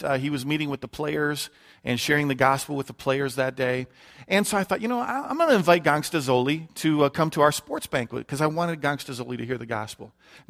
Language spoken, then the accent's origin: English; Detroit, Michigan, United States; You know, you don't know me from Adam, but I grew up in Detroit, Michigan.